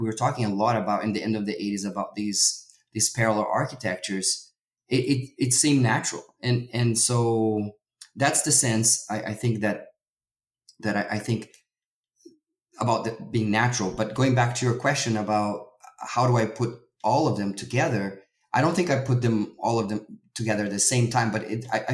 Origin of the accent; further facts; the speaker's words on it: Brazil; moved away; I'm originally from Brazil